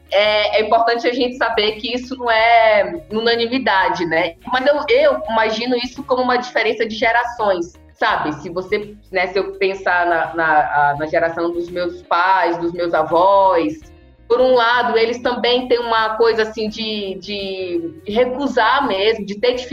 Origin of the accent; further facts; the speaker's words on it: Acre, Brazil; Eu costumo dizer que é muito chato quando eu falo que sou do Acre